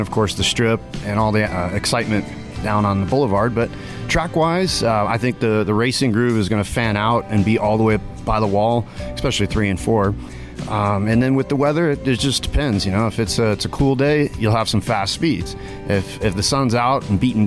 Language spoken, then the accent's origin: English; Las Vegas, Nevada, United States; born or raised there